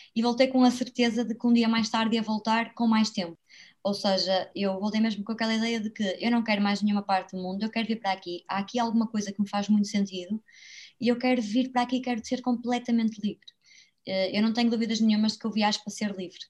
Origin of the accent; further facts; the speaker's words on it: Braga, Norte, Portugal; also born or lived in Porto; eu vivo em Braga, sou natural de Braga